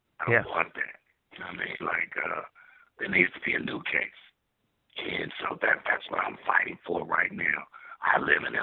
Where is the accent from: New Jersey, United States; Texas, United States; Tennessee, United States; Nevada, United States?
Texas, United States; Dallas; moved away as an adult; also born or lived in California; I'm from West Dallas, Oak Cliff